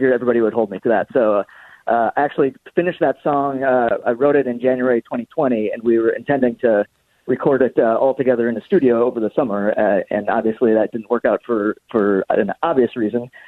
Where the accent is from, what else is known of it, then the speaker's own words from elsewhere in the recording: Minnesota, United States; I'm a Minnesotan.